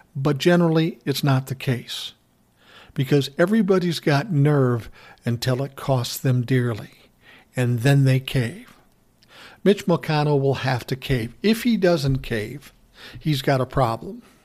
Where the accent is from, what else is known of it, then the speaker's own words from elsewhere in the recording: Midwest, United States; We're both from the Midwest